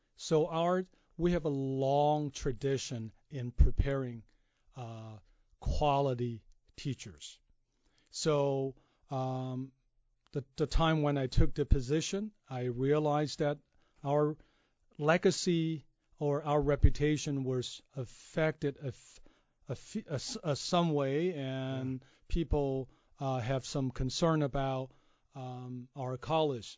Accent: China; moved away as an adult; also born or lived in Kansas, United States; now in United States; grew up in China um, and basically spent 29 years of my life

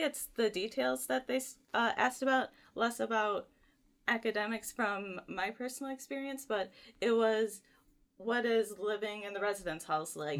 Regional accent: Richland, Michigan, United States; I'm actually from Richland, Michigan, which is about a twenty-minute drive from campus.

